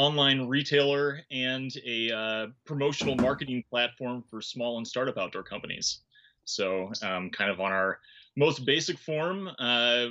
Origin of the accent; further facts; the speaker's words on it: Milwaukee, Wisconsin, United States; moved away; I grew up like right on Lake Michigan